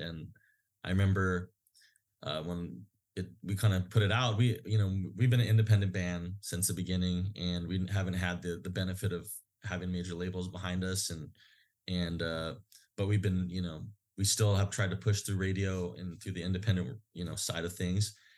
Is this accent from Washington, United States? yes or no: no; Hawaii, United States; places that we grew up in Hawaii